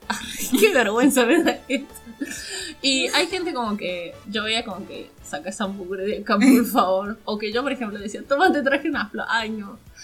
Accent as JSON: {"language": "Spanish", "region": "Catamarca", "country": "Argentina"}